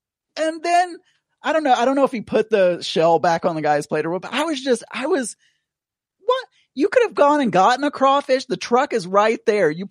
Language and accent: English; South Arkansas, United States; moved away; when I was growing up in South Arkansas